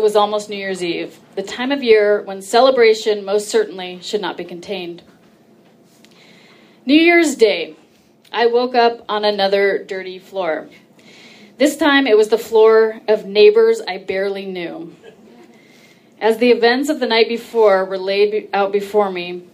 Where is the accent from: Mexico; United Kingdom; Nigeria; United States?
United States; Orange County, California; I'm from Orange County